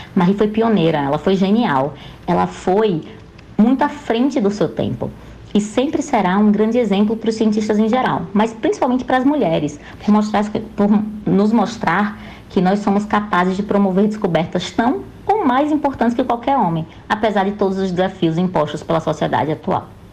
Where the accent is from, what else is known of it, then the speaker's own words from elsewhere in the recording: Maceió, Alagoas, Brazil; moved away as an adult; now in Rio de Janeiro, Brazil; Eu nasci em Maceió, Alagoas